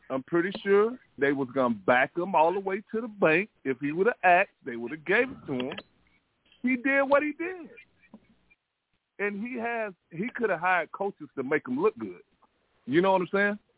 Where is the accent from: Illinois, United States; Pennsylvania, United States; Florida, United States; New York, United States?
Florida, United States; Miami; now in Atlanta, United States; we grew up together in Coconut Grove.